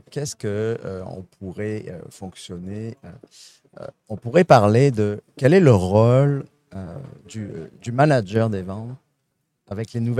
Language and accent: French; Quebec, Canada; accent: Saguenay; Je suis un bel exemple. Vous entendez mon petit accent du Saguenay